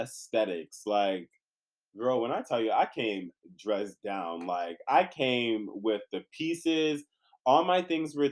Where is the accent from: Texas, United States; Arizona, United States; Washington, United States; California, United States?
California, United States; also born or lived in San Diego / Inland Empire / Orange County / Los Angeles; I'm born and raised in California, if you don't know. So I moved around, been from San Diego to the IE, been around OC, been around